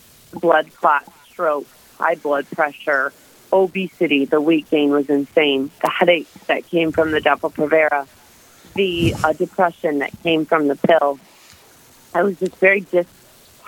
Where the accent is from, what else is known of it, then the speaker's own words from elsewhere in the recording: Michigan, United States; I am originally from Michigan